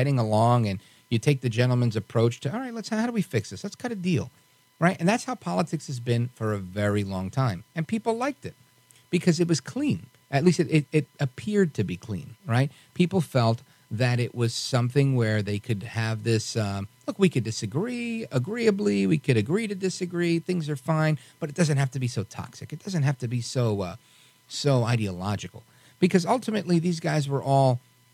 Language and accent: English; New York City, New York, United States; I'm a New Yorker